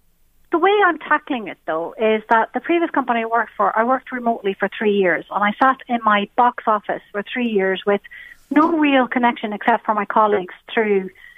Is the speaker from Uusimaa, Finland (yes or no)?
yes; Helsinki, Uusimaa, Finland; English is a second language; Well, we've kind of lived all over Finland, but what we nowadays say is that we're from Helsinki and Espoo area, so the capital city area.